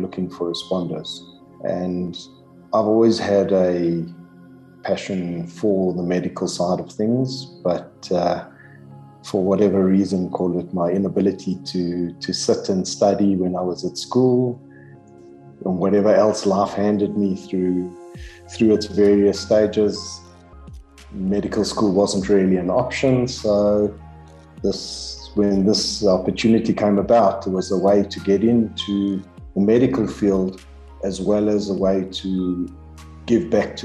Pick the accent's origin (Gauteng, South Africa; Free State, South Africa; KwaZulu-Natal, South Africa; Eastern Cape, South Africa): Gauteng, South Africa; Germiston; growing up in Germiston being a small town